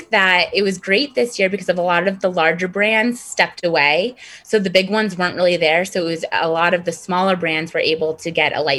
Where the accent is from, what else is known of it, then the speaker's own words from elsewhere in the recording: East Coast, United States; moved away; I grew up skiing on the East Coast